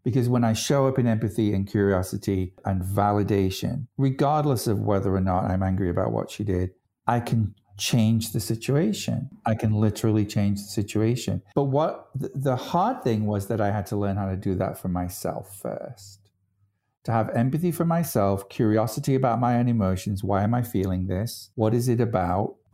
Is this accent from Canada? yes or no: no; United Kingdom; I'm British.